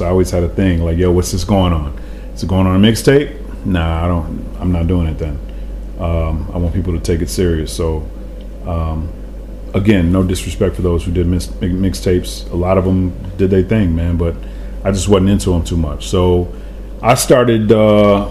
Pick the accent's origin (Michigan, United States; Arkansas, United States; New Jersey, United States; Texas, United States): Michigan, United States; Grand Rapids; also born or lived in Detroit; I grew up in Grand Rapids